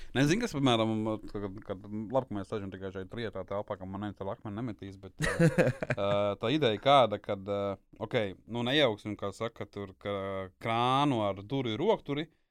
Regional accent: Kurzeme, Latvia; es esmu kurzemnieks

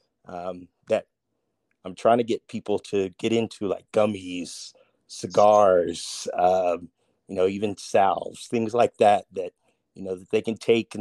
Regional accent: Crofton, Kentucky, United States; moved away as an adult; I'm born and raised in Kentucky, specifically Crofton, Kentucky, a small town

